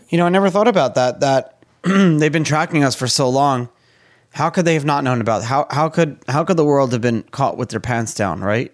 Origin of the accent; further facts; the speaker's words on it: New York, United States; now in Florida, United States; I'm from New York